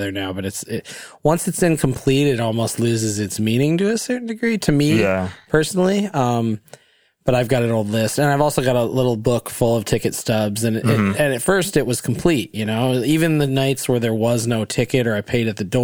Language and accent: English; Hartland, Michigan, United States; I grew up in Heartland, still live in Heartland.